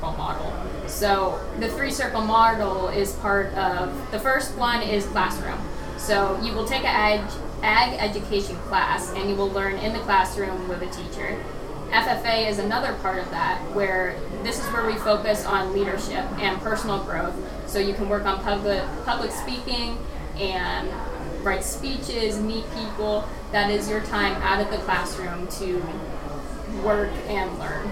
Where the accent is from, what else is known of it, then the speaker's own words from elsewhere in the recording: Erie County, Pennsylvania, United States; I'm from Erie County